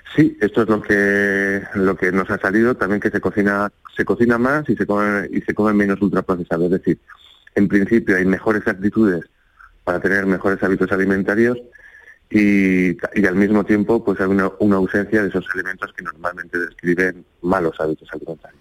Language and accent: Spanish; Spain; nosotros como españoles